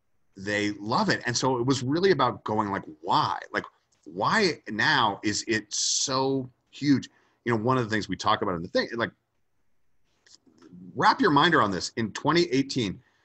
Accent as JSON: {"language": "English", "town": "Atlanta", "region": "Georgia", "country": "United States", "moved": "yes", "said": "I was originally from Atlanta, Georgia, and I moved away"}